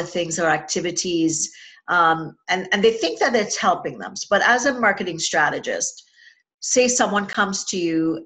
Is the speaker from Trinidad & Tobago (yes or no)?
yes; Trinidad & Tobago; moved away; growing up in Trinidad and Tobago